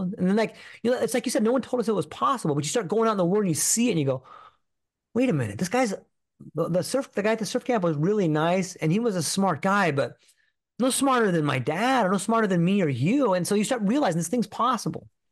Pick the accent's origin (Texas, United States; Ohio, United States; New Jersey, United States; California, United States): California, United States; Southern; I grew up in California, in Southern California